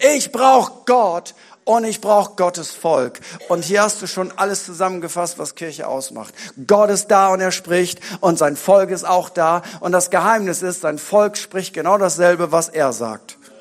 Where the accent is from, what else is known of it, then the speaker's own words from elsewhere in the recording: Bremen, Germany; bei uns in Bremen